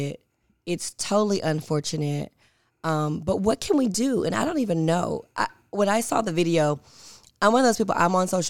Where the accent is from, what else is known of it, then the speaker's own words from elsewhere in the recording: Binghamton, New York, United States; So for me, I grew up in Binghamton. My mom sent me to private schools.